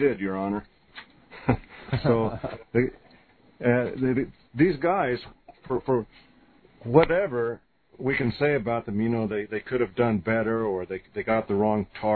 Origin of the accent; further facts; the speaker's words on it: United States; as an American